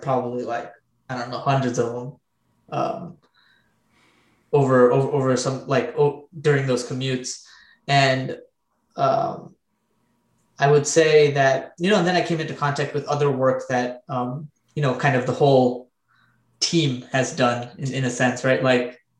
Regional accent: New Jersey, United States; Our parents moved here, we were born here, grew up here

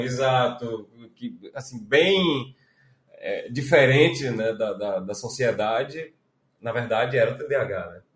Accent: Recife, Pernambuco, Brazil; also born or lived in Salvador; Eu nasci em Salvador, é, com dois anos de idade vim para Recife

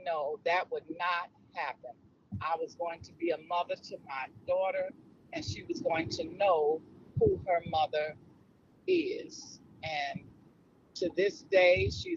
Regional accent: Chicago, Illinois, United States; I was born in Chicago, Illinois, in 1952

